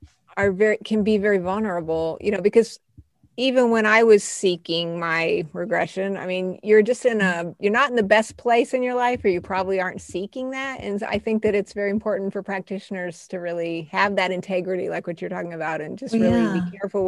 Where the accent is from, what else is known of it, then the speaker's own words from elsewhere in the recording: Colorado Springs, Colorado, United States; also born or lived in Albuquerque, New Mexico; When I was a kid, I was born in Albuquerque, but we ended up in Colorado Springs